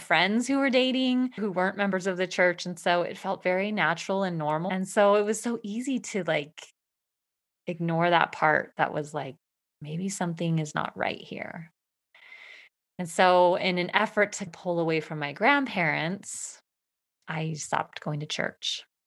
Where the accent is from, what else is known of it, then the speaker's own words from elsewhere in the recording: Eastern Washington State, United States; I grew up in Eastern Washington State